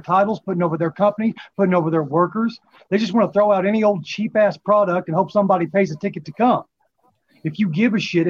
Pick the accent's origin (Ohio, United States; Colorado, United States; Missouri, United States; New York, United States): Missouri, United States; Chaffee; that's actually my hometown. That's where I live